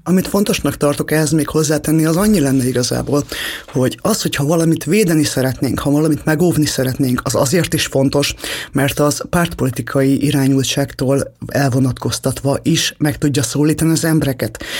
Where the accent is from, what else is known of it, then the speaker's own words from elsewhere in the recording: Hungary; mi mindannyian magyarok vagyunk